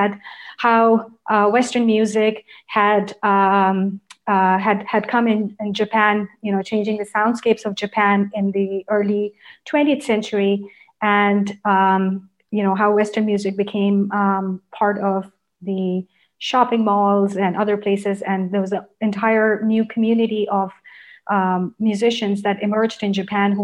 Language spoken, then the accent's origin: English; Karachi, Sindh, Pakistan; English is a second language; moved away; When I grew up in Karachi, we were living with our grandparents